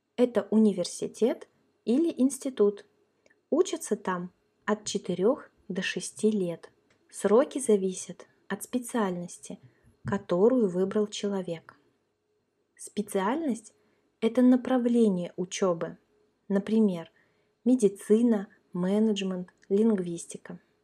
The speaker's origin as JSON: {"language": "Russian", "town": "Kaliningrad", "region": "Kaliningrad Oblast", "country": "Russia", "tie": "born or raised there", "moved": "yes", "lives_now": "Crimea", "said": "Я родилась и выросла в России, в городе Калининград"}